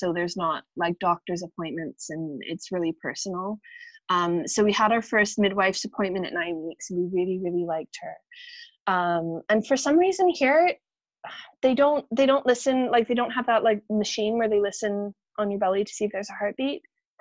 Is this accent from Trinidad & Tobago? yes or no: no; Canada; now in Scotland; I'm originally from Canada